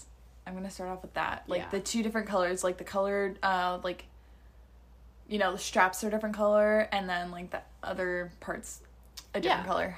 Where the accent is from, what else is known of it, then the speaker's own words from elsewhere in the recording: Midwest, United States; moved away; also born or lived in Nebraska; Growing up in the Midwest, I have a special love for Menards.